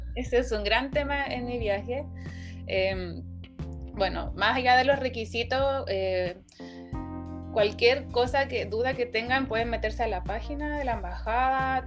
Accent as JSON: {"language": "Spanish", "region": "Valparaíso", "country": "Chile", "also_born_or_lived": "Santiago, Chile", "moved": "as an adult", "lives_now": "South Korea", "said": "yo soy de Valparaíso"}